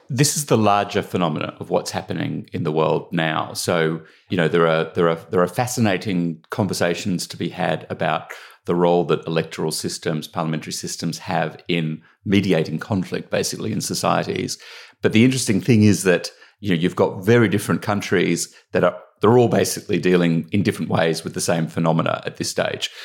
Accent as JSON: {"language": "English", "country": "Australia", "tie": "born or raised there", "accent": "Australian", "moved": "as an adult", "lives_now": "United Kingdom", "said": "I grew up in Australia"}